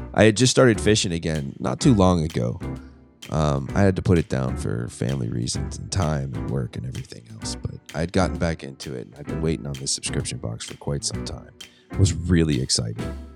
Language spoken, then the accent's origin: English; Pittsburgh, Pennsylvania, United States; I'm from Pittsburgh